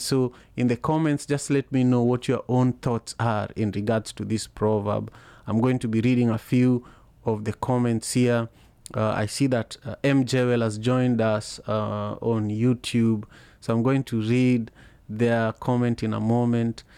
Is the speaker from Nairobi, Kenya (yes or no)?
no; Kisumu, Kisumu County, Kenya; English is a second language; now in Seattle, United States; in Kisumu, in the slum where I grew up